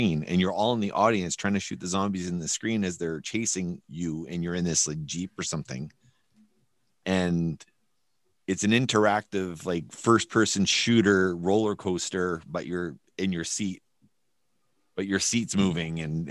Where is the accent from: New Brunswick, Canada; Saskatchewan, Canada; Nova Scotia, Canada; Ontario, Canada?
New Brunswick, Canada; now in Winnipeg, Canada; Todd and I grew up in New Brunswick